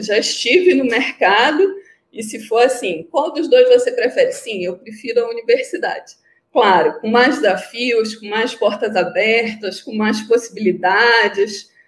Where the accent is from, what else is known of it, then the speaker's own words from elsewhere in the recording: Belém, Pará, Brazil; moved away as an adult; now in Manaus, Brazil; Eu sou paraense, né? Nasci em Belém, fiz o FPA, Federal do Pará, é, assisti meu curso todo lá, fiz tudo lá